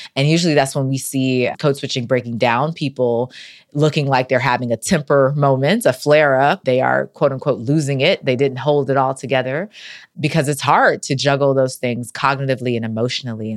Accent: North Carolina, United States; I'm from North Carolina

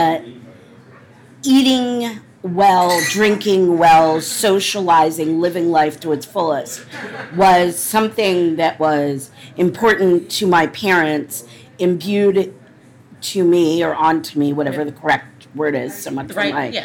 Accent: D.C., Maryland, United States; also born or lived in Washington, D.C.; I grew up outside of Washington, D.C. I was born downtown and raised in Maryland

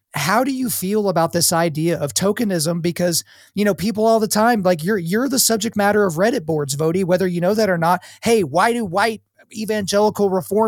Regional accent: Lawton, Oklahoma, United States; I grew up in Oklahoma where the predominant race in Oklahoma is white, but the city I grew up in, Lawton, is a multi-ethnic city

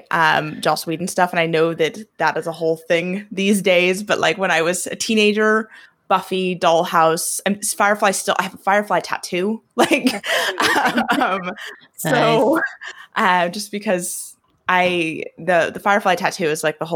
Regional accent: Oregon, United States; moved away as an adult; now in Northern Ireland, United Kingdom; I'm originally from a small rodeo town in Oregon

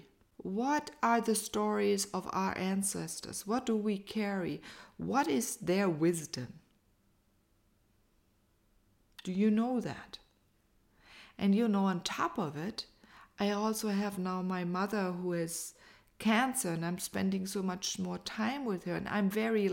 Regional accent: United States; as an American

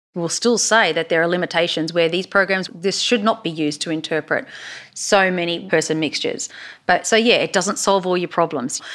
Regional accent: Queensland, Australia; accent: Queensland; now in Texas, United States; my Queensland accent

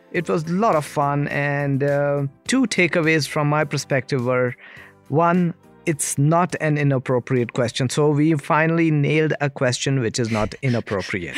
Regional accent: India; I'm from India

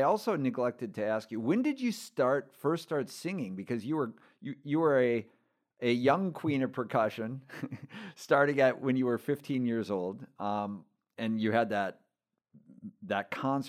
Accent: Minneapolis, Minnesota, United States; I grew up in Minneapolis

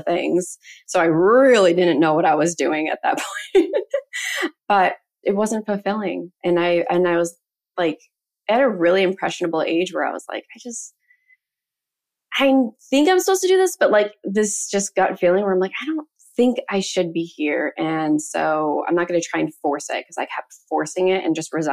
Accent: Chicago, Illinois, United States; moved away as an adult; now in Arizona, United States; I'm originally from Chicago

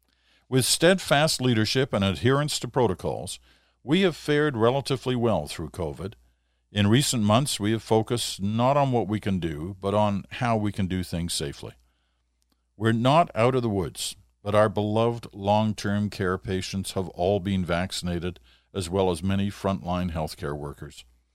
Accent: Montreal, Quebec, Canada; Growing up in Montreal in eastern Ontario, my sister and I learned to never complain about the winter cold or snow

